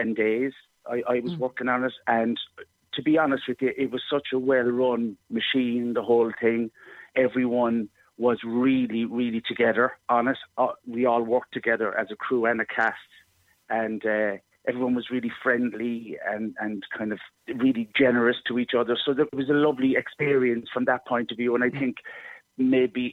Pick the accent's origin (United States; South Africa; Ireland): Ireland; Cobh, Munster; also born or lived in Cork; I love my home city, and I love my hometown of Cove